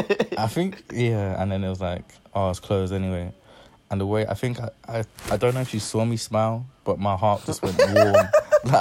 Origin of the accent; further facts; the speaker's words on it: London, United Kingdom; I'm from South.